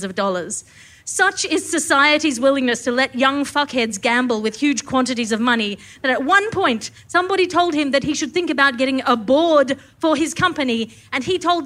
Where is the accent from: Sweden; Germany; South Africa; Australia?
Australia; the Premier State, New South Wales; I'm from the Premier State